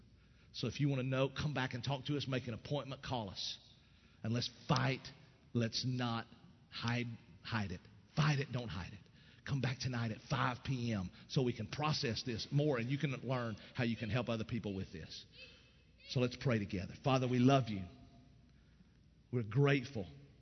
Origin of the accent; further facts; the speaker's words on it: East Tennessee, United States; I grew up in East Tennessee. I grew up in a country